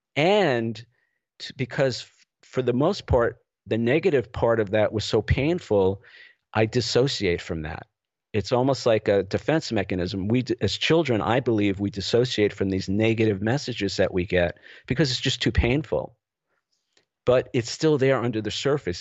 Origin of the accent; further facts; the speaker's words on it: New York City, New York, United States; moved away as an adult; also born or lived in Los Angeles; I grew up in the New York City area